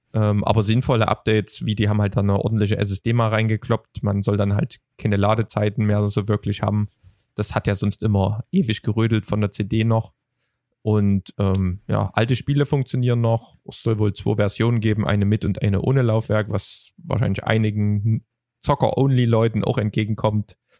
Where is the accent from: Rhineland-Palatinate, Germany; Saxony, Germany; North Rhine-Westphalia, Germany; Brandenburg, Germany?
Saxony, Germany; Vogtland; als Vogtländer